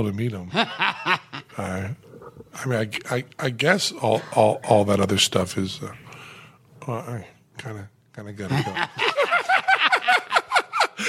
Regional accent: Greenfield, Massachusetts, United States; when I was growing up in Greenfield

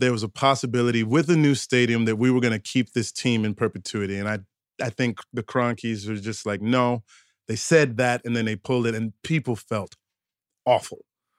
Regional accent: St. Louis, Missouri, United States; now in Philadelphia, United States; Yeah. I'm from St. Louis.

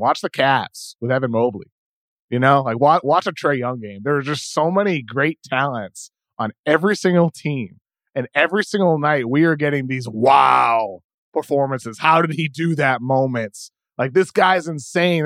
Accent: East Coast, United States; growing up on the East Coast

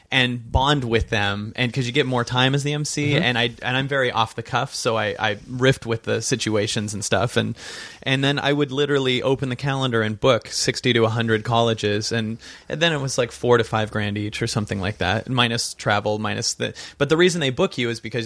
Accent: Seattle, Washington, United States; And I'm from Seattle, so there was a lot of me feeling this week.

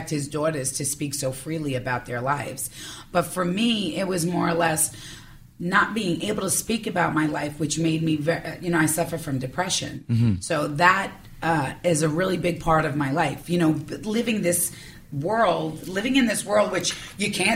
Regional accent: New York City, New York, United States; accent: New York; I'm like, New York.

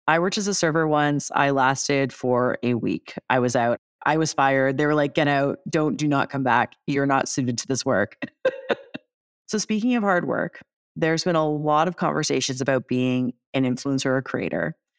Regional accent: Toronto, Ontario, Canada; I'm from Toronto

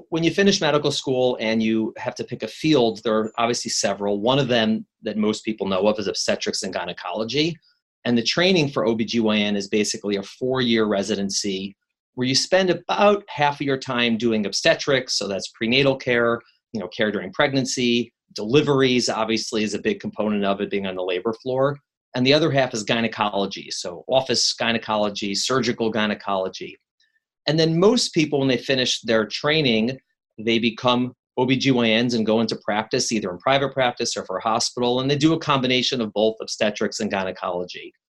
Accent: Chicago, Illinois, United States; now in New York, United States; I've been in New York longer than I've been in Chicago, but I still tell people I'm from Chicago. The Chicagoans are very proud

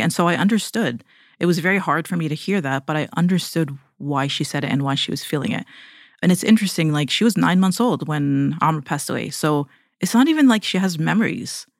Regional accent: Toronto, Ontario, Canada; moved away as an adult; now in United States; we're from Toronto, Canada

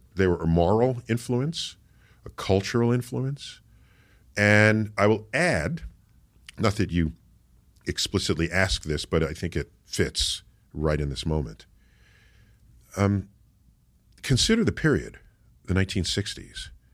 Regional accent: New York City, New York, United States; I grew up in the Bronx, and in New York City

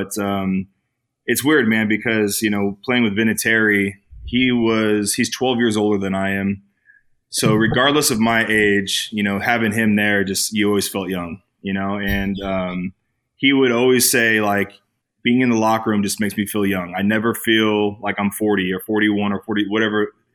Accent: Bay Area, California, United States; now in Los Angeles, United States; I'm from the Bay Area

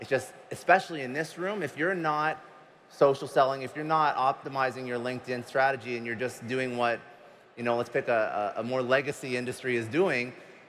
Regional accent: Boston, Massachusetts, United States

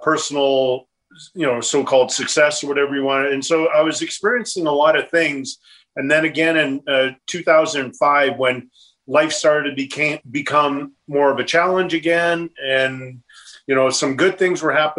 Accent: Edmonton, Alberta, Canada; moved away as an adult; also born or lived in Los Angeles; growing up in Edmonton that I would have ever played in the National Hockey League

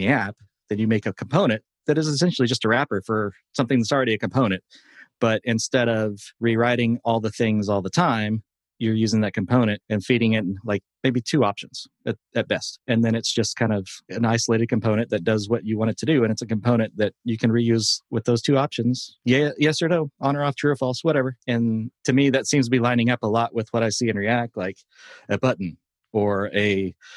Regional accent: Tulsa, Oklahoma, United States; from Tulsa, from my hometown

